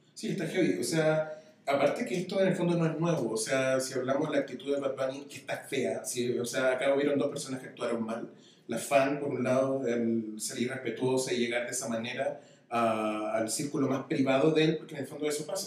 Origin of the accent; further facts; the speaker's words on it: Chile; now in Mexico; Vengo de Chile, estoy acá en México